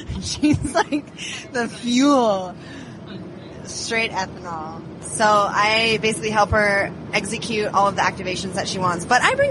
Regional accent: Seattle, Washington, United States; also born or lived in Arizona / Los Angeles; No, I grew up in Seattle. Dad was a football coach, so we bounced around a little bit. So I went to school in Arizona for college. Moved out to LA for a couple of years.

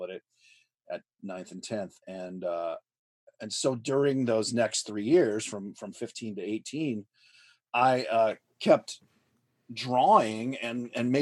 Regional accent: Los Angeles, California, United States; I grew up in Van Nuys, which is where ILM was

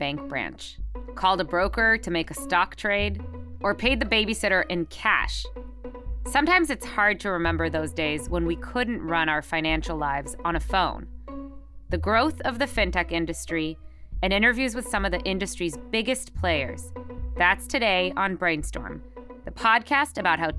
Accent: Israel; moved away; when I was growing up in Israel

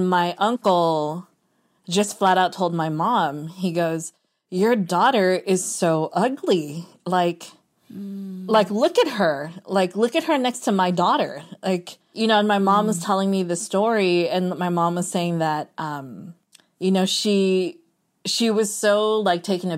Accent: Philippines; But being Filipino, especially like my mom's side of the family in particular, like they're all beauty queens.

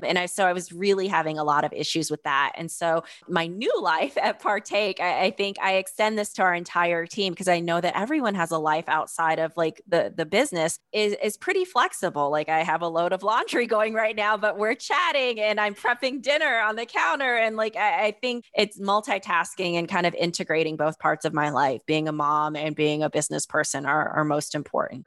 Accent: Fayetteville, North Carolina, United States; I grew up in Fayetteville, North Carolina

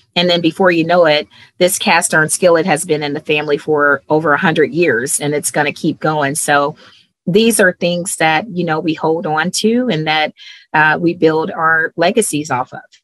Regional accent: Cleveland, Ohio, United States; moved away as an adult; I'm originally from Cleveland, Ohio.

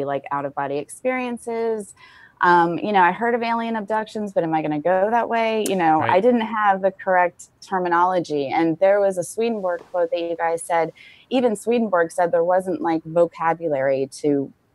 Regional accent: Florida, United States; I'm from Florida

